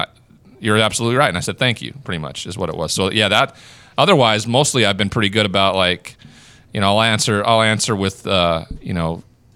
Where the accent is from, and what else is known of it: Great Falls, Montana, United States; born or raised there; moved away